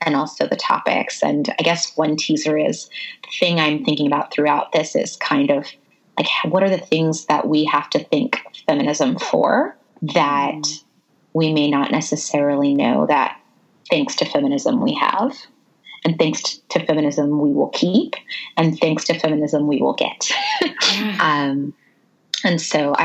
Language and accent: English; South Carolina, United States; I was born in South Carolina